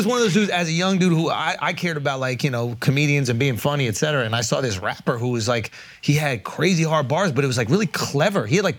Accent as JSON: {"language": "English", "region": "New York", "country": "United States", "tie": "born or raised there", "said": "I grew up in New York, huge"}